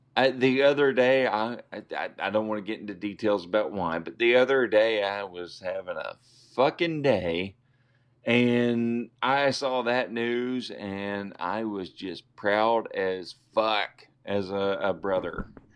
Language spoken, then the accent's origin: English; Arkansas, United States; we're from Arkansas